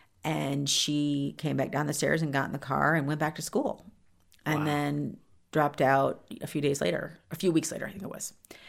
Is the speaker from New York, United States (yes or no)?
no; Columbus, Ohio, United States; born there; she went back to West Virginia because I was born in Columbus, Ohio.